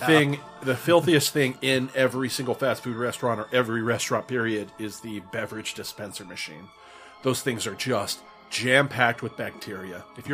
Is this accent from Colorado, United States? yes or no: yes; Greeley, Colorado, United States; In my hometown in Greeley